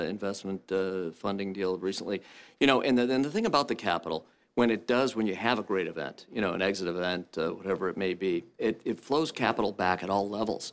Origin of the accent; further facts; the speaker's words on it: Flint, Michigan, United States; I'm from Flint, Michigan